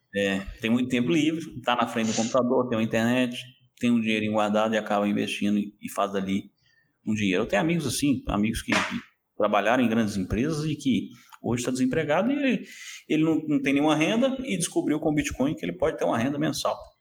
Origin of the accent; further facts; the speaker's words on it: Belo Horizonte, Minas Gerais, Brazil; moved away as an adult; also born or lived in Lisbon area, Portugal; now in Lisbon, Portugal; Eu sou, eu sou de Belo Horizonte, então sou de Minas Gerais, terra dos mineiros